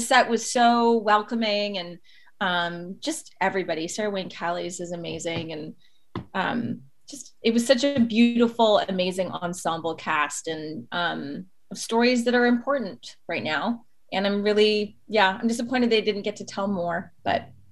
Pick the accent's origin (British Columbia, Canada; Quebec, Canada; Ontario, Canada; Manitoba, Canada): Ontario, Canada; Toronto; now in Los Angeles, United States; growing up in Toronto, which is kind of like little New York